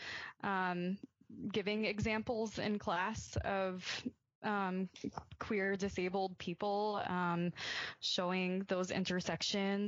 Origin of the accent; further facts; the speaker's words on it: Birmingham, Alabama, United States; I grew up in Birmingham, Alabama, a pretty conservative part of the country